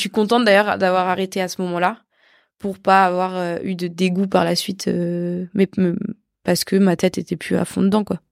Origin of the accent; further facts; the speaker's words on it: France; je suis européenne, enfin, je suis française